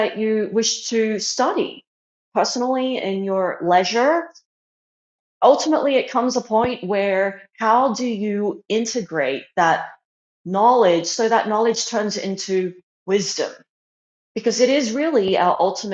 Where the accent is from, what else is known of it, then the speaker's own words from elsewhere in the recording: Australia; moved away as an adult; also born or lived in China; now in Arizona, United States; I was born in China and I moved to Australia when I was 3. And then later on in my mid-20s, I moved to the USA.